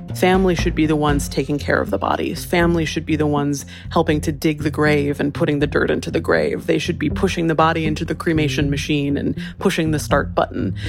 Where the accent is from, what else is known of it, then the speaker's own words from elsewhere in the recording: Hawaii, United States; now in Los Angeles, United States; I grew up in Hawaii